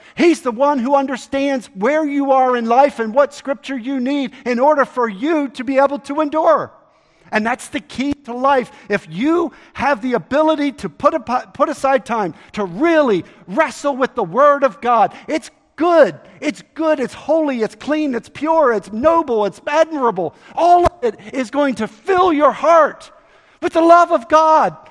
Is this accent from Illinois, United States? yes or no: no; Baltimore, Maryland, United States; moved away; I grew up in Baltimore, Maryland